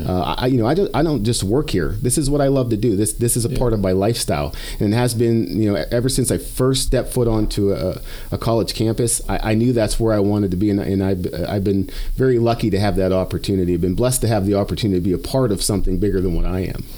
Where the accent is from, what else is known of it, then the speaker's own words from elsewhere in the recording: Western Pennsylvania, United States; moved away as an adult; also born or lived in South Dakota; now in Canyon, Texas, United States; I grew up in in Western Pennsylvania, spent some time in South Dakota